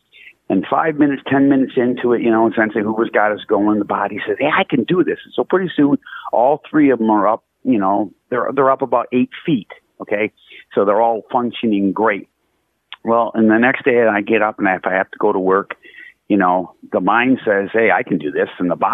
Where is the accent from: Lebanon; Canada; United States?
United States; Wisconsin; Yeah, Wisconsin.